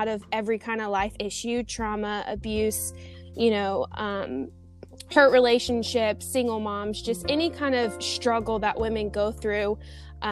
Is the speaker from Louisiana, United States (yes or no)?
yes; Baton Rouge, Louisiana, United States; moved away as an adult; now in San Diego, United States; So I am originally from Baton Rouge, Louisiana. So I'm a Southern babe. I now live in San Diego, California.